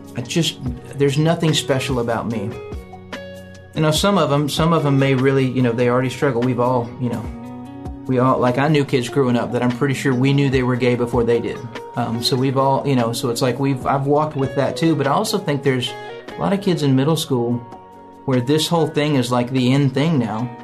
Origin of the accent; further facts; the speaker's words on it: Nashville, Tennessee, United States; I grew up in Nashville, went to Belmont